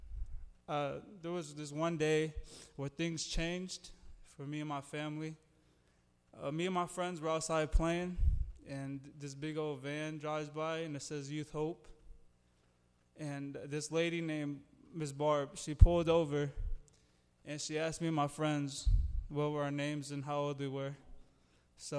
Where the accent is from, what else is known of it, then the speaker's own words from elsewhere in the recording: East Moline, Illinois, United States; I grew up in East, well, I still live in East Moline